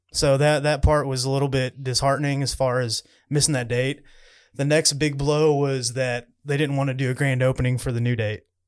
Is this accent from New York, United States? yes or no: no; Owensville, Missouri, United States; my hometown in Owensville.